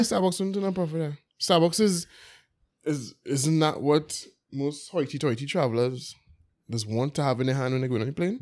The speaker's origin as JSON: {"language": "English", "town": "Belmont", "region": "Port of Spain", "country": "Trinidad & Tobago", "tie": "born or raised there", "said": "when I was young, obviously growing up in Belmont"}